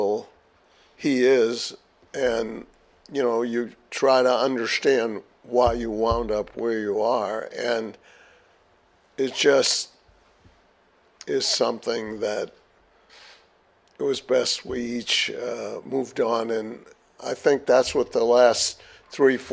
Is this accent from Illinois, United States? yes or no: no; Boston area, Massachusetts, United States; my hometown